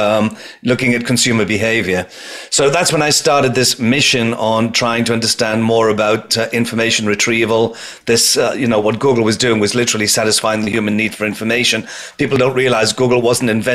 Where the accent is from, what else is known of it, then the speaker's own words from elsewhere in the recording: United Kingdom; accent: British; moved away as an adult; now in New York, United States; I transferred my British accent into New York, which is where I am now